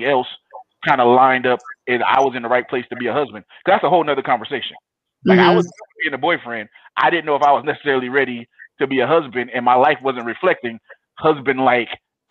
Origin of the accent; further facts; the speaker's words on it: Compton, California, United States; I grew up in Compton in the 90s